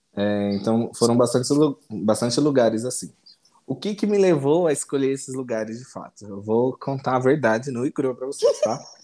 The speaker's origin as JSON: {"language": "Portuguese", "region": "São Paulo", "country": "Brazil", "said": "eu sou de São Paulo, São Paulo capital, mas atualmente eu moro no interior de São Paulo, numa cidade pequena chamada Guaí"}